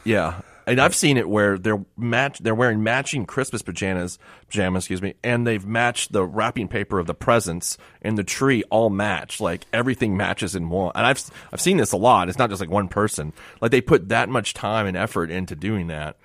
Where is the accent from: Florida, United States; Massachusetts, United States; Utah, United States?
Florida, United States; Miami; I grew up in Miami